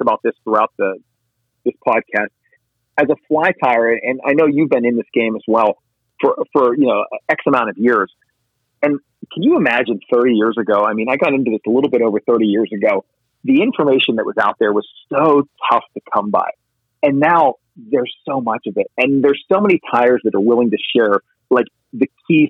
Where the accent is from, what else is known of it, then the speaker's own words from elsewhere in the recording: Pennsylvania, United States; a fellow Pennsylvania fly tire and fly fisher